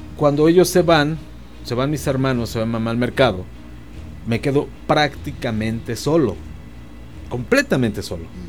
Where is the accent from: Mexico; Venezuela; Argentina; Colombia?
Mexico; Mexico City; soy capitalino, mm. chilango